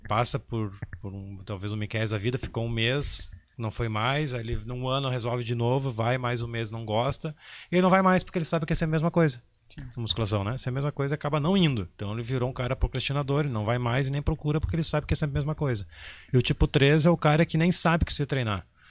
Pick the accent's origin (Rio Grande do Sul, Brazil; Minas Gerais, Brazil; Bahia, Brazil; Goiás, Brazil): Rio Grande do Sul, Brazil; Porto Alegre; Eu, ah, infelizmente sou de Porto Alegre